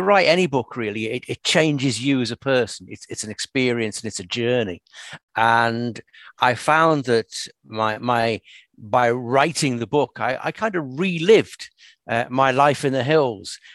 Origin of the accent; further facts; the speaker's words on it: Merseyside, North West England, United Kingdom; now in Inverness, United Kingdom; I come from Merseyside originally, and I don't know if you know Merseyside, but it's a pretty built-up industrial area, really